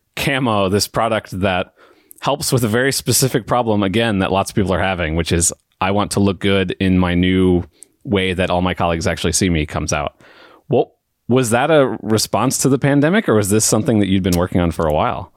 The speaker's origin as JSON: {"language": "English", "country": "United States", "said": "I'm, I'm from America"}